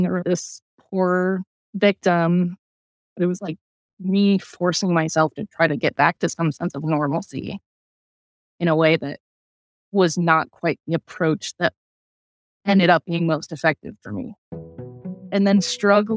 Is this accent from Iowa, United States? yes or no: yes; Iowa, United States; moved away as an adult; also born or lived in New Mexico; now in Richmond, United States; I'm originally from Iowa. I just recently moved to Richmond, Virginia